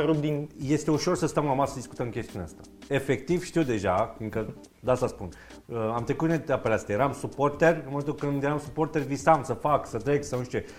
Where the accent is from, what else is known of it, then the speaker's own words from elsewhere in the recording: Romania; Noi ca români